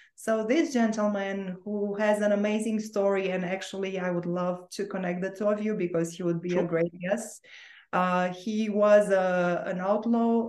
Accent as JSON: {"language": "English", "region": "Bucharest", "country": "Romania", "tie": "born or raised there", "also_born_or_lived": "Orange County, California", "second_language": "English", "moved": "yes", "lives_now": "Sedona, United States", "said": "you can hear my accent and i have an accent because i was actually born and raised in romania so that part of my life was happening in romania in bucharest"}